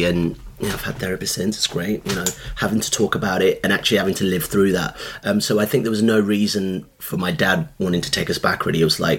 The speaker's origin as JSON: {"language": "English", "town": "Birmingham", "region": "West Midlands", "country": "United Kingdom", "tie": "born or raised there", "said": "They told us to get the hell out. And this was the landscape we grew up in Birmingham, like, you know."}